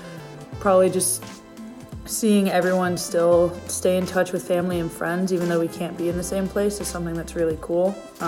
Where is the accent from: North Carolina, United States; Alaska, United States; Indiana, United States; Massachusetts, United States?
North Carolina, United States; Charlotte; moved away as an adult; now in Atlanta, United States; I'm a senior and I'm staying in Atlanta right now. I'm from Charlotte, but I'm chilling here for the next couple weeks.